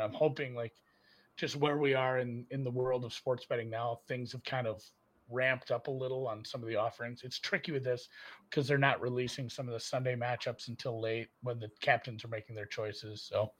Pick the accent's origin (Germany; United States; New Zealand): Germany; born there; I'm from Europe. I had dual citizenship until I was 18. I was born in Germany. I have Luxembourgish lineage.